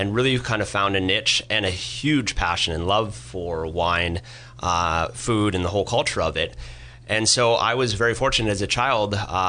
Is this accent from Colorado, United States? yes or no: yes; Boulder, Colorado, United States; I was born and raised in Boulder, Colorado